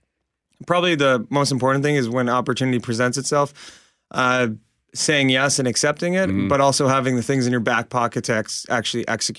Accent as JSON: {"language": "English", "town": "Winnipeg", "region": "Manitoba", "country": "Canada", "tie": "born or raised there", "said": "my hometown of Winnipeg"}